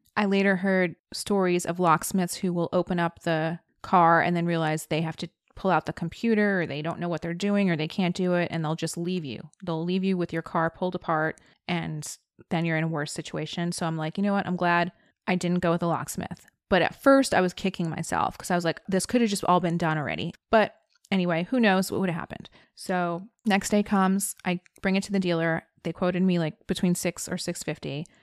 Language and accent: English; New Jersey, United States; one of my good friends from high school that I knew growing up in New Jersey